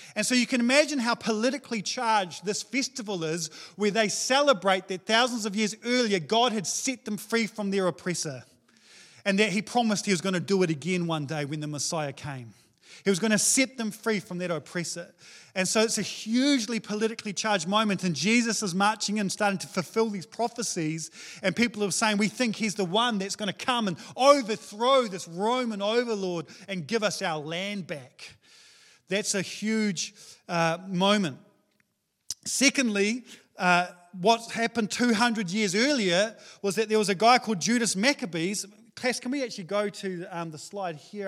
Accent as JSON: {"language": "English", "country": "New Zealand", "said": "I'm a Kiwi male"}